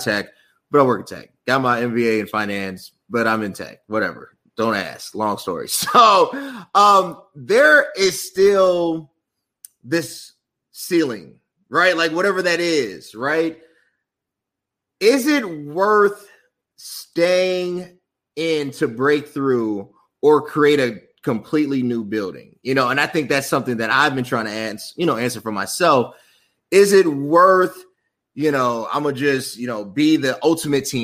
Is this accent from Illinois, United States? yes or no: yes; Chicago, Illinois, United States; I'm from Chicago